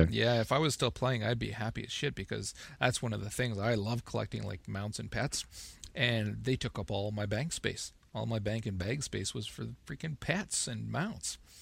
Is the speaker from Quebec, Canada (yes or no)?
no; Northern Ontario, Canada; now in Ottawa, Canada; I'm I'm from North Ontario as well, Northern Ontario, Canada